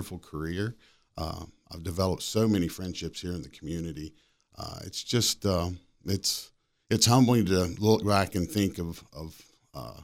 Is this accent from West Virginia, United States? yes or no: yes; Cabell County, West Virginia, United States; now in Berkeley County, United States; I grew up in Cabell